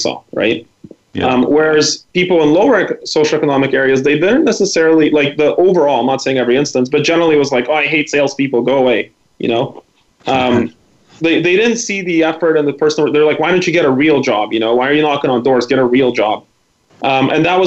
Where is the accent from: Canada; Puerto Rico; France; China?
Canada; Vancouver, British Columbia; English is a second language; also born or lived in former Soviet Union; I was from Vancouver